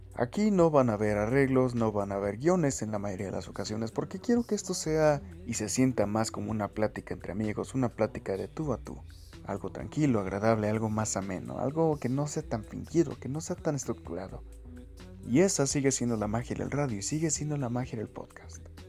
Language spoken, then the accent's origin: Spanish; Mexico